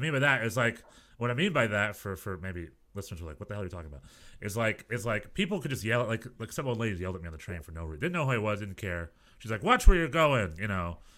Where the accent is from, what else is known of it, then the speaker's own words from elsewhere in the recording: United States; as an American